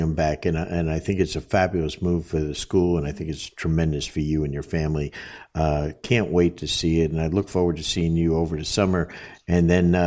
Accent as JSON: {"language": "English", "region": "New Jersey", "country": "United States", "said": "us guys from Jersey"}